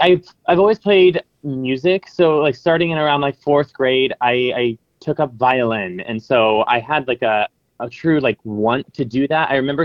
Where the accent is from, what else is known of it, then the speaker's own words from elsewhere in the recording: Findlay, Ohio, United States; moved away as an adult; now in New York, United States; because I'm from Finley.